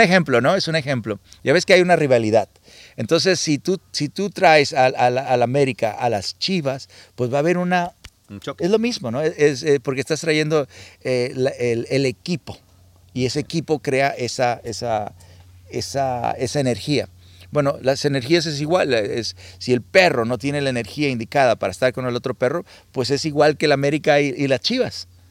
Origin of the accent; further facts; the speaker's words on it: Culiacán, Sinaloa, Mexico; yo soy mexicano de Sinaloa y Culiacán